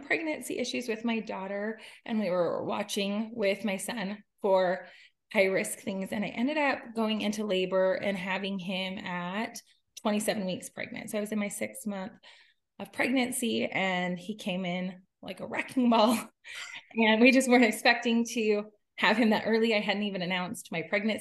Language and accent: English; Utah, United States; I am from Utah